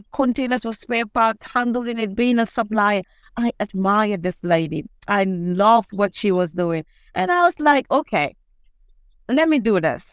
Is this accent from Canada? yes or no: no; Gambia; I grew up in Latter Kunda Sabiji at the Park of Ferrite. That is the center for spare parts in the Gambia